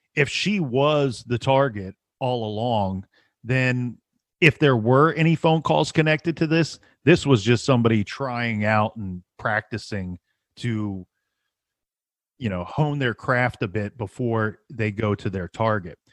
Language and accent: English; Ohio, United States; We're all from Ohio